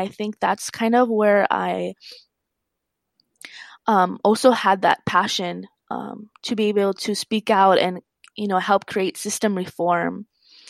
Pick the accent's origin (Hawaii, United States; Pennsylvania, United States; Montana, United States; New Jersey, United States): Hawaii, United States; Puna, Big Island; now in Hilo, United States; I currently live in Hilo. I've always been a Big Island girl, but I was raised in Puna. It's where I feel my roots are.